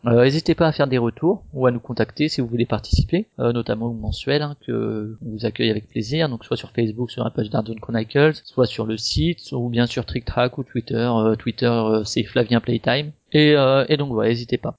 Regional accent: Strasbourg, Grand Est, France; moi je suis de Strasbourg aussi

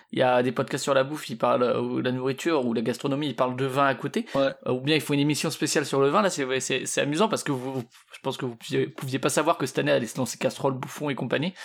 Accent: Strasbourg, Grand Est, France; je suis de, de Strasbourg ou du moins à côté

